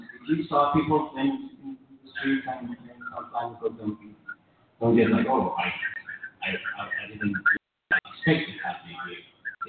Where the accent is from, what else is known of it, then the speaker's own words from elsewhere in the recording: Iran; I'm from Iran.